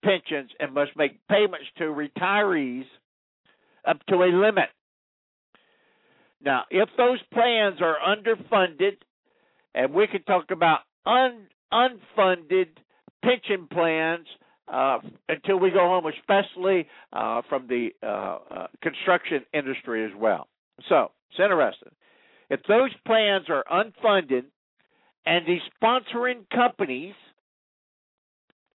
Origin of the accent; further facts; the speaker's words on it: United States; I'm an American. I'm a citizen of the United States